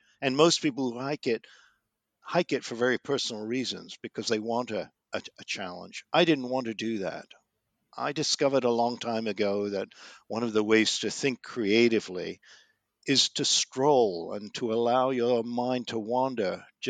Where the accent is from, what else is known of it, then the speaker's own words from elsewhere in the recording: London, United Kingdom; I grew up in London, the child of Jewish refugees from Vienna who fled in 1938. I was born in 1948, and I summered in the Lake District in the 1950s